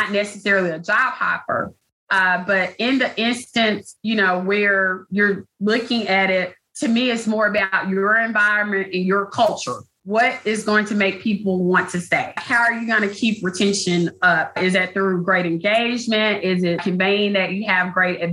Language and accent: English; the South, United States; I'm a girl from the South, so I have lots of old phrases and things like